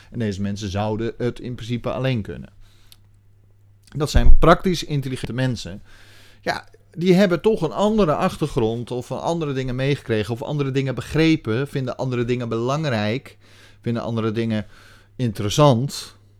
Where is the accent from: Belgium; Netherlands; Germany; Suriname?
Netherlands